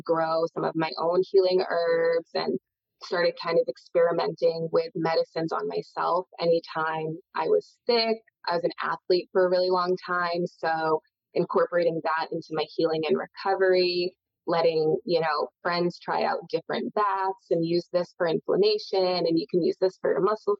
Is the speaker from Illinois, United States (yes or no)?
no; New Hampshire, United States; I grew up in New Hampshire